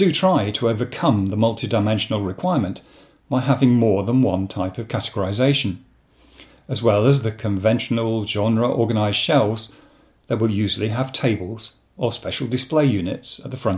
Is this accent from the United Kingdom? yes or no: yes; Rochdale, North West England, United Kingdom; moved away; I come originally from Rochdale in Lancashire